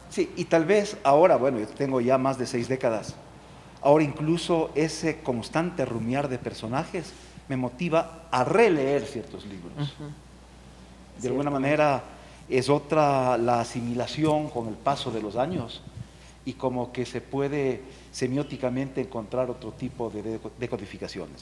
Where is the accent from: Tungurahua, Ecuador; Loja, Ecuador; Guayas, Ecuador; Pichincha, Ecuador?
Tungurahua, Ecuador; Ambato; yo soy de Ambato